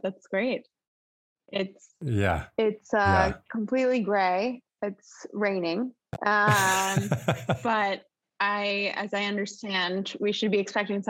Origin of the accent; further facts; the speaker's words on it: Cambridge, Massachusetts, United States; moved away as an adult; now in New York City, United States; I'm from Boston, from Cambridge, Massachusetts.